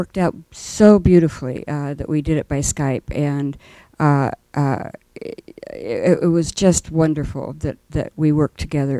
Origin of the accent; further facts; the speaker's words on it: San Francisco, California, United States; from San Francisco